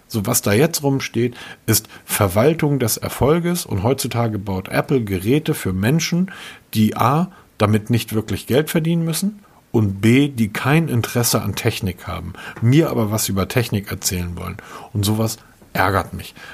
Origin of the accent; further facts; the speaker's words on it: Hamburg, Germany; Ich bin Hamburger.